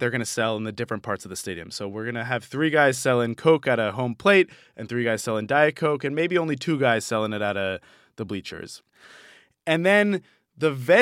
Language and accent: English; Boston, Massachusetts, United States; where I grew up in Boston